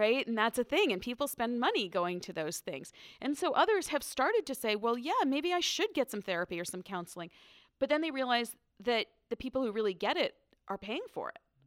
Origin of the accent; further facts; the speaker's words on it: Northern Virginia, United States; I grew up in Northern Virginia